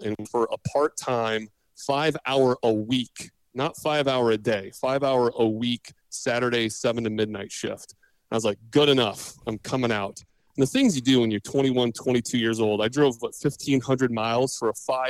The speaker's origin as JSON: {"language": "English", "town": "Astoria", "region": "Oregon", "country": "United States", "tie": "born or raised there", "also_born_or_lived": "Minnesota", "moved": "as an adult", "lives_now": "Missouri, United States", "said": "I grew up in the Pacific Northwest, the very tip corner. If you grew up watching Goonies, I grew up in Goonies country."}